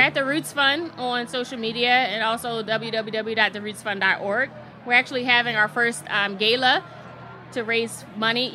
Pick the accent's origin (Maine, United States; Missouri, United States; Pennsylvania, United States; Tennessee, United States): Pennsylvania, United States; Philadelphia; I'm from North Philadelphia